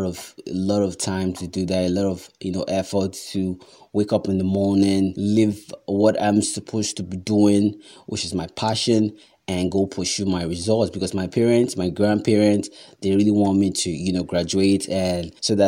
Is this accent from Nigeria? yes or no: yes; Nigeria; because as a Nigerian, or as it is right now, or normally, it's best that you pursue your passion on the side